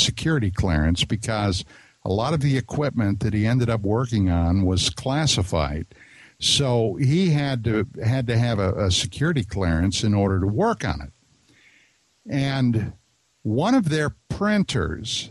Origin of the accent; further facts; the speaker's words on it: East Coast, United States; I'm from the East Coast, so I mean, you know, when I say December, we're talking about 6 inches of snow